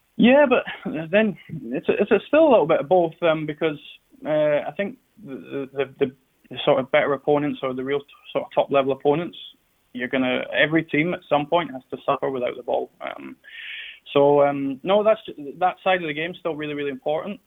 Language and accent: English; Scotland, United Kingdom